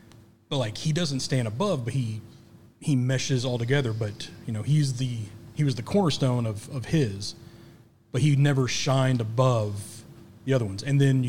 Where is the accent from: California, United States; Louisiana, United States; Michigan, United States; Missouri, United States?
Missouri, United States; Kansas City; now in Little Rock, United States; I grew up in Kansas City.